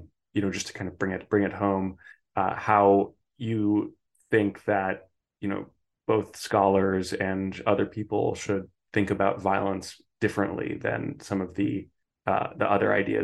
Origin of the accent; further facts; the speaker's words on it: United States; I'm an American, so American football.